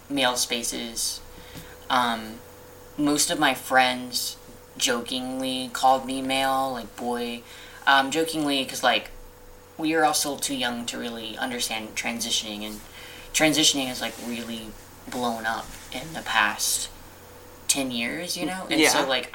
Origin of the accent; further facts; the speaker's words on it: Alabama, United States; I grew up in Alabama, so I grew up in the South